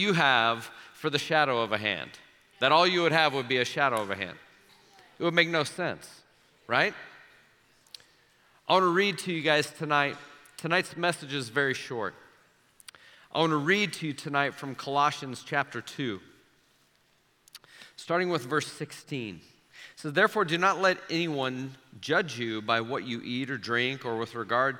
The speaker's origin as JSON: {"language": "English", "town": "Omaha", "region": "Nebraska", "country": "United States", "tie": "born or raised there", "said": "when I was 6, 7, 8 years old, growing up in Omaha"}